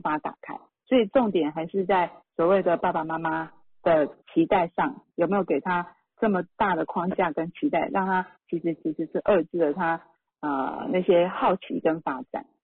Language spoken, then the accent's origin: Chinese; Taiwan; 像我们台湾话讲的